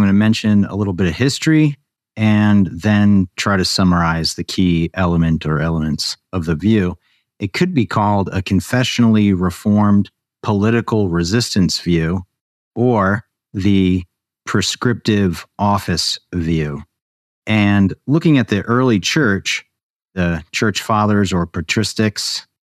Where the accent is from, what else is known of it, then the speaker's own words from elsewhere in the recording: Baltimore, Maryland, United States; now in New Mexico, United States; So I am originally from Baltimore. I've recently moved to New Mexico, and I am a former international English teacher